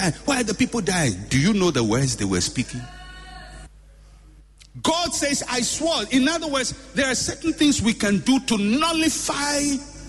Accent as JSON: {"language": "English", "country": "Ghana", "tie": "born or raised there", "said": "I was born in Ghana"}